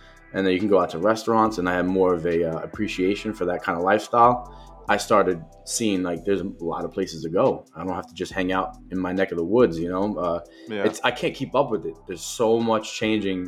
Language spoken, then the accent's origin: English; Jersey City, New Jersey, United States; growing up in downtown Jersey City, it's very similar to Brooklyn